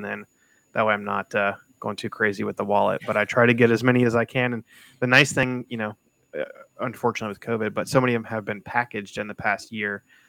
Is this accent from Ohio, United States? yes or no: yes; Columbus, Ohio, United States; now in Cincinnati, United States; I moved here. I'm originally from Columbus. So I'm an Ohio person through and through.